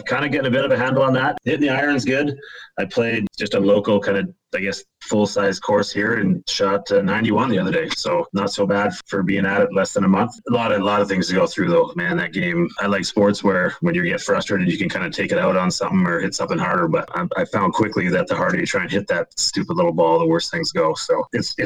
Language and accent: English; Kamloops, British Columbia, Canada; born or raised there; also born or lived in Penticton, British Columbia